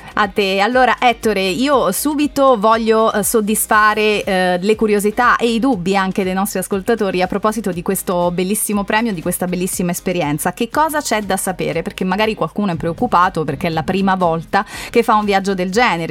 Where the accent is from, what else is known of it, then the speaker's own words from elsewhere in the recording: Molise, Italy; essendo io molisana